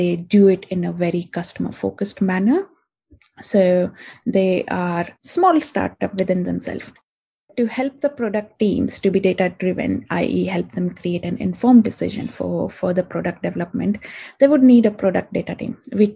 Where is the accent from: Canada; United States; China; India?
India; moved away as an adult; now in London, United Kingdom; I'm from India and I came to London about 6 years back